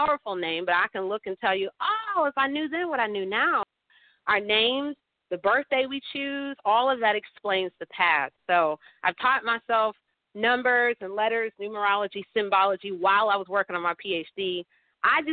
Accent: Atlanta, Georgia, United States; also born or lived in Pittsburgh; now in St. Louis, United States; I'm here in St. Louis, but I'm born in Pittsburgh, and then I was raised in Atlanta

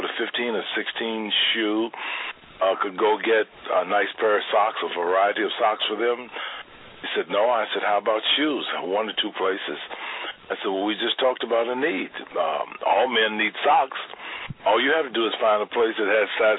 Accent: Louisville, Kentucky, United States; now in Chicago, United States; I'm from Louisville, Kentucky. I grew up, as my neighbors would say, dirt poor.

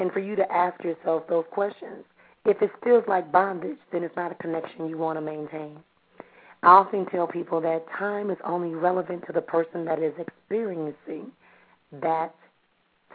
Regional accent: Milwaukee, Wisconsin, United States; from Milwaukee here in my hometown

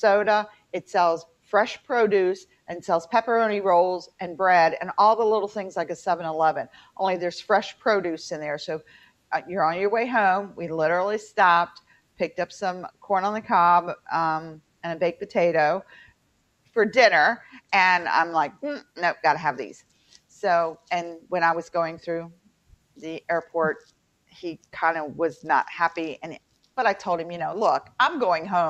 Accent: Fairmont, West Virginia, United States; accent: twang; moved away; also born or lived in Baltimore; I'm from Fairmont

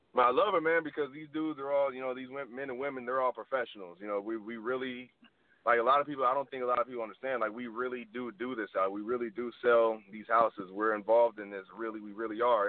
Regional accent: California, United States; now in Los Angeles, United States; I'm from California originally

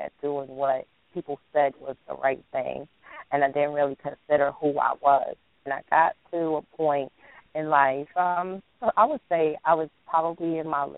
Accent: New York City, New York, United States; I'm also from New York. I was born and raised in the Bronx

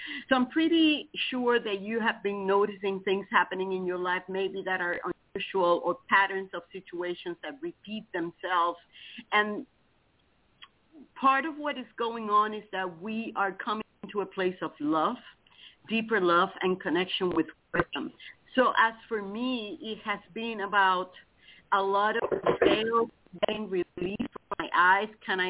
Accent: Titusville, Florida, United States; Good morning, everybody. This is … I'm from Titusville, Florida.

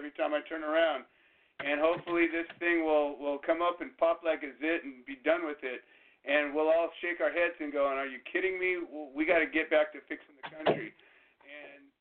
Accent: Orange County, California, United States; I grew up in Orange County, and I live, you know, 45 minutes away from there

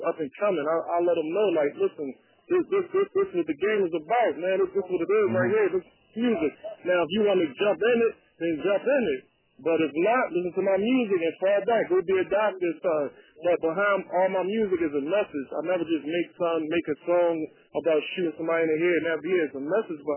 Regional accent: Philadelphia, Pennsylvania, United States; Growing up, you know, I come from Philly

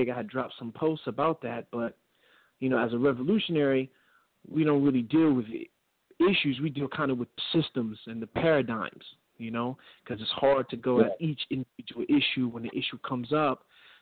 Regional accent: New York City, New York, United States; moved away as an adult; now in Pittsburgh, United States; I'm originally from New York, though, from the Bronx, but I came out here to college

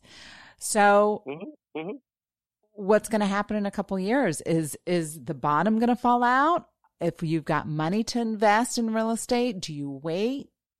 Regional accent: Florida, United States; I'm from Florida.

